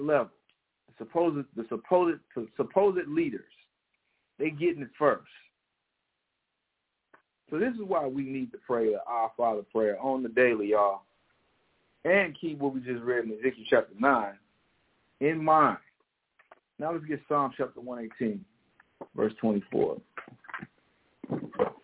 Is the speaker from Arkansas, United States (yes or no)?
no; St. Louis, Missouri, United States; moved away; the school shooting in my hometown